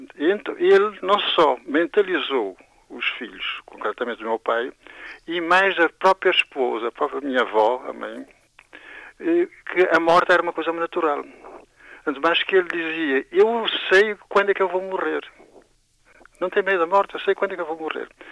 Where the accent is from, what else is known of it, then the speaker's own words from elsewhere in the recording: Santiago, Cape Verde; moved away; also born or lived in Belgium; eu sou de Santiago